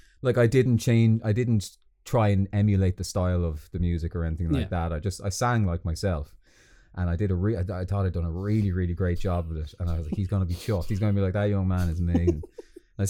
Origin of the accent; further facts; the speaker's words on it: Balbriggan, Leinster, Ireland; moved away; I'm from Balbriggan